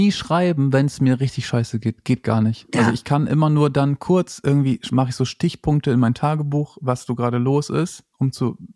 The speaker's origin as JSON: {"language": "German", "region": "Lower Saxony", "country": "Germany", "said": "ich komme aus Ostfriesland und dieses Land ist laut IPCC-Bericht, dieses Land ist kein eigenes Land"}